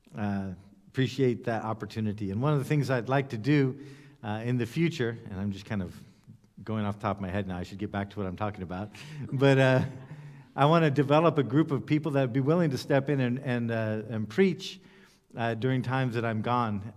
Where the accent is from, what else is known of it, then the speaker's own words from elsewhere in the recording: United States; I come from the United States